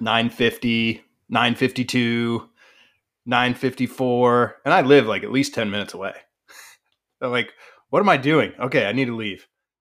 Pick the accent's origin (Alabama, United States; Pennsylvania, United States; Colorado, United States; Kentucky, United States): Colorado, United States; So I grew up in Colorado. Pretty conservative town.